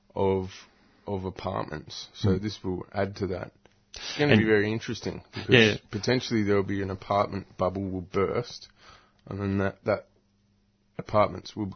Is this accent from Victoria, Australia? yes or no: no; Newcastle, New South Wales, Australia; moved away; I'm from Newcastle originally